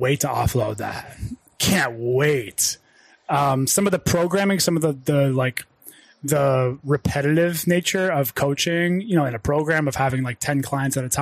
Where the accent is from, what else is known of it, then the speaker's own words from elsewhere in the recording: United States; also born or lived in Ohio / Pittsburgh, Pennsylvania; born and raised in Ohio and Pittsburgh